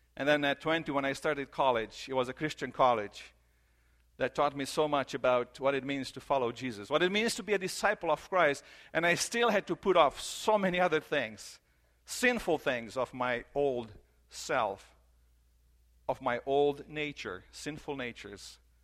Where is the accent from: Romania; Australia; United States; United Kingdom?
Romania; moved away; I grew up in Romania in the church